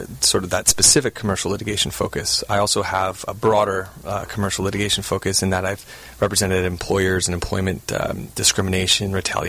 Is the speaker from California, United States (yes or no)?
yes; Southern California, United States; also born or lived in Virginia; I grew up in Southern California, went to college at the University of Virginia.